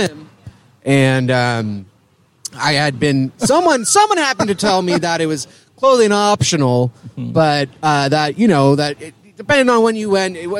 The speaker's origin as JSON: {"language": "English", "area": "Bay Area", "region": "Northern California", "country": "United States", "also_born_or_lived": "Oregon", "said": "I'm from Northern California, the Bay Area"}